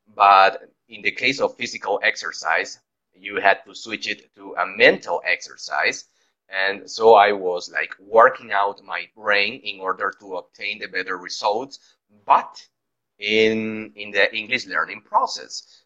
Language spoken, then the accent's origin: English; Guayaquil, Guayas, Ecuador; English is a second language; moved away; also born or lived in Loja; we are both from Guayaquil, but live in different cities